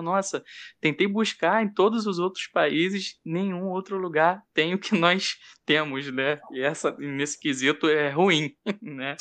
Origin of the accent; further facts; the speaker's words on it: Brazil; nós somos brasileiros